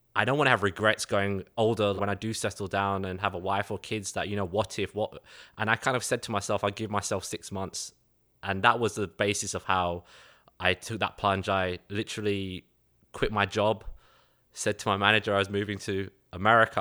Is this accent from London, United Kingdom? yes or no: yes; London, United Kingdom; accent: Cockney; moved away as an adult; now in Chicago, United States; Born and raised in London, England, east side of London.